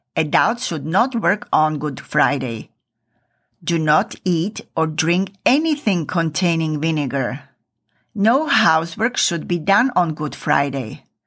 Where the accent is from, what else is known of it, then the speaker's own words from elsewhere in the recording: eastern Slovakia, Slovakia; moved away; I come from Eastern Slovakia and we don't have a traditions of whipping females